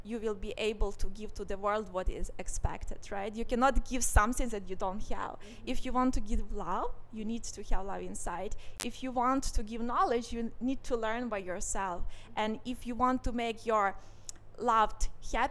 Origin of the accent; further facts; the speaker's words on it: Ukraine; moved away as an adult; now in Singapore; I was born in Ukraine, where I spent the biggest part of my life. And I moved to Singapore just more than 2 years ago